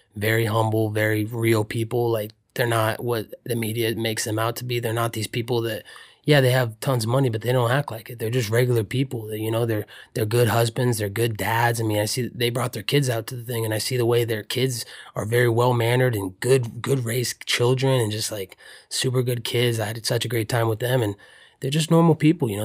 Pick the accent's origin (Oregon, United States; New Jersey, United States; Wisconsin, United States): Oregon, United States; I grew up in Oregon